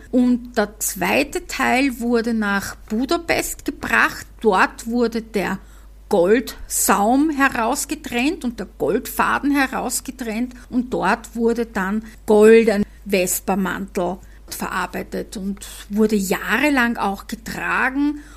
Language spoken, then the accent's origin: German; Vienna, Austria; accent: Viennese; meinen Wiener Dialekt